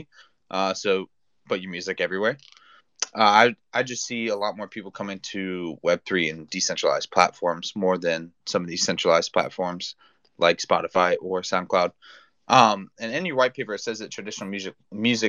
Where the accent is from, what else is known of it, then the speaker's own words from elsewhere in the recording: the South, United States; I'm from the South.